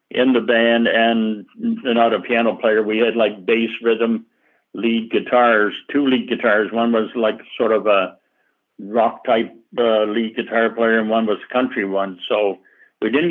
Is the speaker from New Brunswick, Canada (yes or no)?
yes; Back Bay, New Brunswick, Canada; moved away as an adult; also born or lived in Toronto, Ontario; I was born in Back Bay, New Brunswick, and I went to school there, graduated